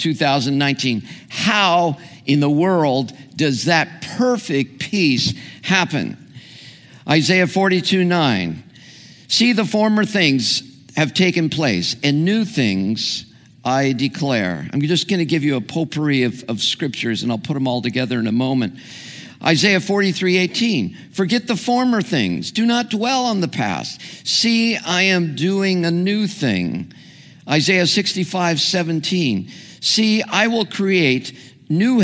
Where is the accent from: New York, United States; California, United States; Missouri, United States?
California, United States; Santa Ana; I grew up in Orange County